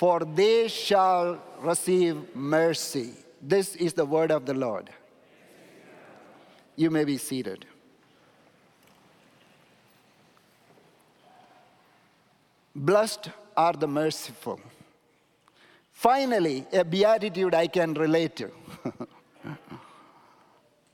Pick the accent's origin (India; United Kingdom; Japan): India; moved away; I'm coming from India